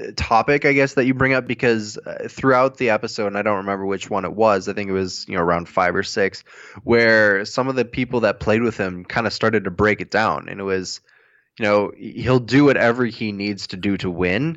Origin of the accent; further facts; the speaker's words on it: United States; As an American